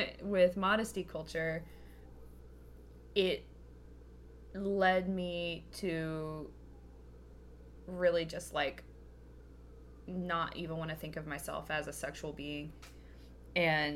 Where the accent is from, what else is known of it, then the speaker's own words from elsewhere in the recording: Kentucky, United States; I grew up in Kentucky